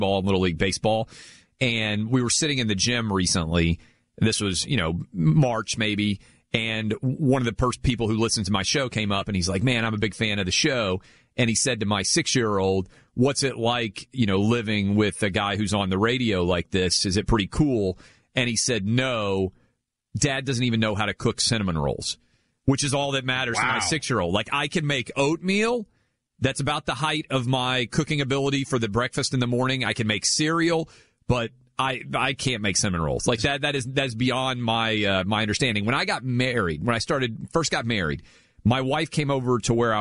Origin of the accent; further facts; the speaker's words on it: Nashville, Tennessee, United States; born and raised in the Nashville area of Tennessee